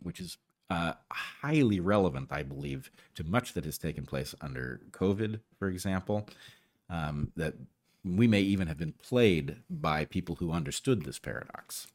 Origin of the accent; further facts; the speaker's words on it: United States; as an American